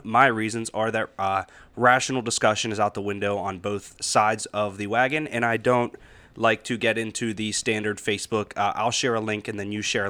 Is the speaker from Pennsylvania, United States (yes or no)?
yes; Kiski, Pennsylvania, United States; now in Pittsburgh, United States; We grew up in Kiski myself, obviously living downtown now, but Pittsburgh is Pittsburgh.